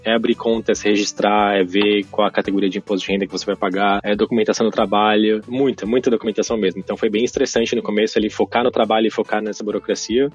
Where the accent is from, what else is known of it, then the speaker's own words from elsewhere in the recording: São Paulo, Brazil; moved away as an adult; now in Berlin, Germany; sou de São Paulo, tenho 34 anos agora.